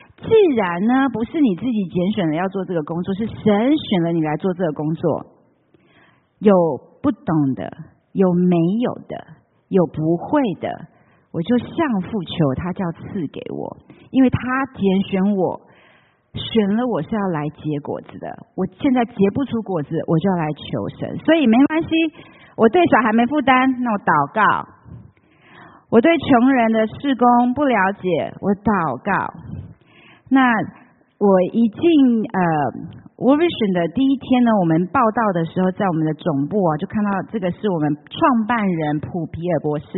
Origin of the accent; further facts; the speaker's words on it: Taiwan; moved away as an adult; also born or lived in Taipei; now in United States; 虽然我在台湾长大